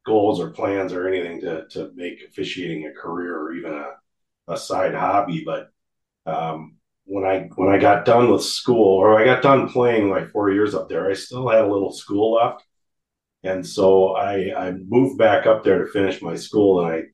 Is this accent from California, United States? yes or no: no; Woodbury, Minnesota, United States; also born or lived in Bemidji, Minnesota; I'm from Woodbury, just suburb outside of St. Paul